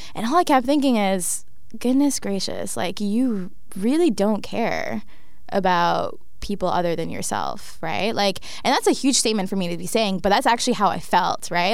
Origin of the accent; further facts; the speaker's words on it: Toronto, Ontario, Canada; I was raised in Scarborough